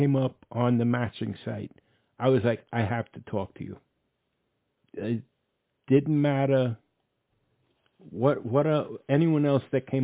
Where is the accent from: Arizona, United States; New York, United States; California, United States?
New York, United States; New York City; I came from the Bronx